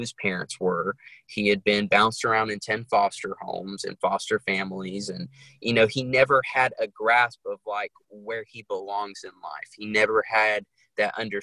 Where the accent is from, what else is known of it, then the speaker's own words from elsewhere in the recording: New York City, New York, United States; now in North Carolina, United States; I grew up originally in Brooklyn, New York, and now I reside in North Carolina, a small town in North Carolina